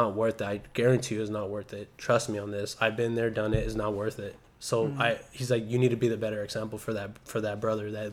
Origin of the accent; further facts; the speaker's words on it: Salinas, California, United States; I'm from Salinas